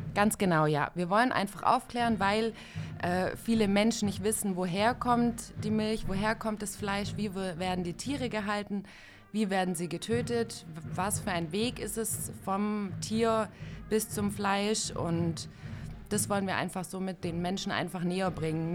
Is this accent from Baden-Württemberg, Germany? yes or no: yes; Ulm, Baden-Württemberg, Germany; komme aus Ulm